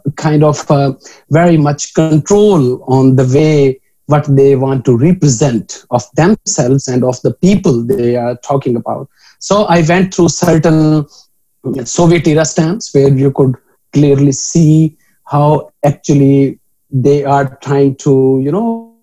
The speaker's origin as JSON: {"language": "English", "town": "Pakpattan", "region": "Punjab", "country": "Pakistan", "tie": "born or raised there", "moved": "yes", "said": "my hometown, which is Pak Patan in Pakistan"}